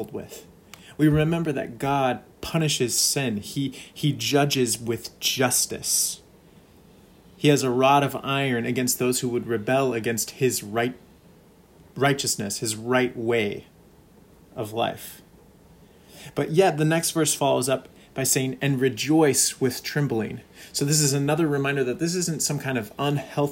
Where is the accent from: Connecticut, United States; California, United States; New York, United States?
California, United States; now in Minnesota, United States; a Californian turned Minnesotan